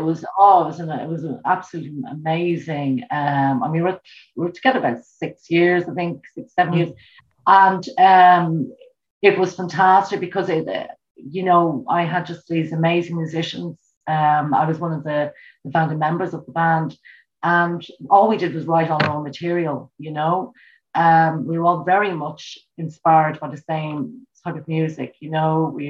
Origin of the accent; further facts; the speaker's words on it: Dublin, Leinster, Ireland; now in Meath, Ireland; I was born in Dublin and in South Dublin. I moved to the countryside, Mead, in County Mead. It's just a neighbouring county.